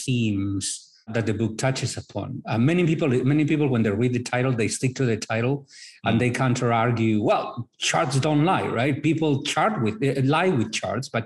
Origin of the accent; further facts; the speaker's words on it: northern Spain, Spain; moved away as an adult; also born or lived in Madrid, Spain / North Carolina, United States / Brazil; now in Miami, United States; I am originally from Spain, northern Spain. I've lived in Madrid, in North Carolina, in Brazil.